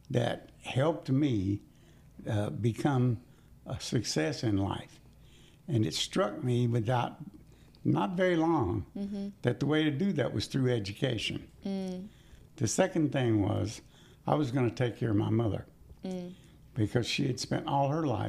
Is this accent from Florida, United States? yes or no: no; Winchester, Kentucky, United States; I grew up in Winchester, Kentucky in the 1950s